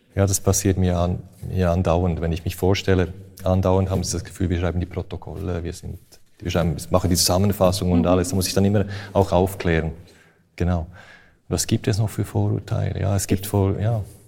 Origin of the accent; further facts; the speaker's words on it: Switzerland; ich bin ja Schweizer